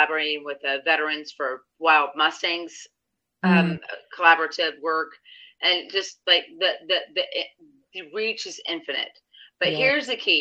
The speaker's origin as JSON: {"language": "English", "town": "St. Louis", "region": "Missouri", "country": "United States", "said": "I'm from St. Louis. I'm from south of St. Louis area"}